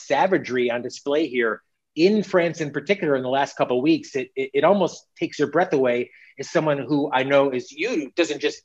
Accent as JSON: {"language": "English", "country": "United States", "said": "we are American, you and I are American"}